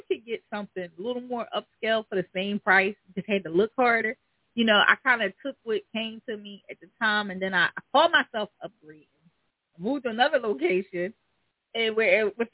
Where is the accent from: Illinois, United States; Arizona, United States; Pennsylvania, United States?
Pennsylvania, United States; Philadelphia; I'm from the hood. I'm from North Philly.